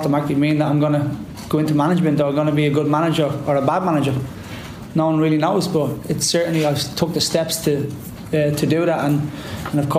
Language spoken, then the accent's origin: English; Dublin, Leinster, Ireland; That 17-year-old kid, growing up in Tala